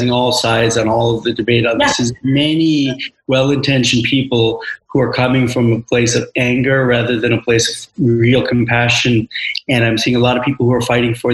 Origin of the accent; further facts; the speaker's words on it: New York, United States; moved away; also born or lived in India; I'm an Indian growing up in New York